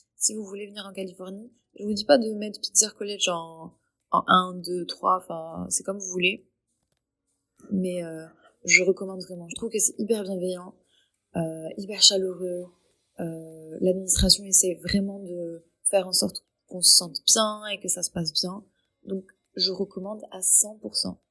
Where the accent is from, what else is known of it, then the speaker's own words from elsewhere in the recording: Tangier, Tanger-Tetouan-Al Hoceima, Morocco; moved away as an adult; also born or lived in Paris, France; now in Claremont, United States; je suis marocaine, purement marocaine à 100%, et j'ai vécu au Maroc toute ma vie.